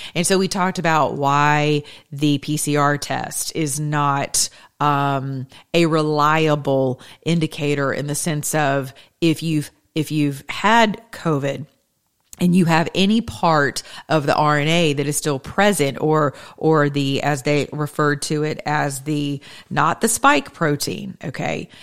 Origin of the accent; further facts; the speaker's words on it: United States; I'm American